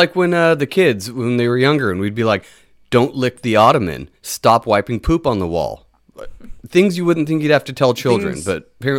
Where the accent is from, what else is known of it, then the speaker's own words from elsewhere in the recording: Northern California, United States; So we're from Northern California.